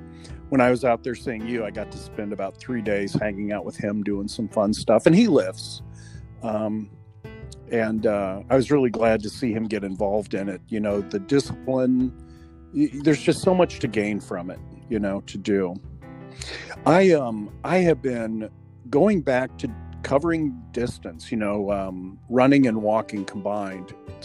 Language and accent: English; Missouri, United States; now in Arizona, United States; I mean, I came from Missouri to Arizona